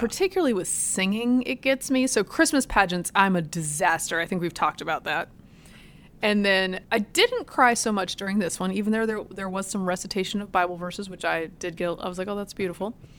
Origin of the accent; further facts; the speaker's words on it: Virginia, United States; moved away; my hometown